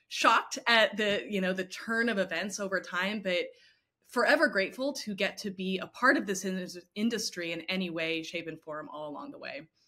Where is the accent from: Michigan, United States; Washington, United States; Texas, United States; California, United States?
Texas, United States; Houston; I grew up in Houston